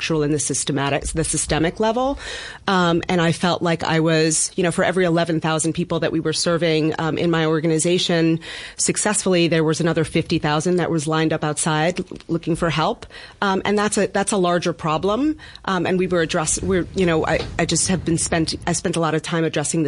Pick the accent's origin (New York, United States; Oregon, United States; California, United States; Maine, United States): New York, United States; New York City; I am a native resident of Bed-Stuy